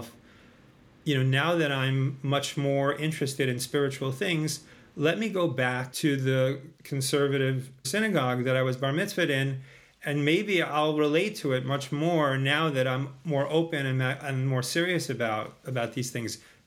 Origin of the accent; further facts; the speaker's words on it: Long Island, New York, United States; I grew up in Long Island in New York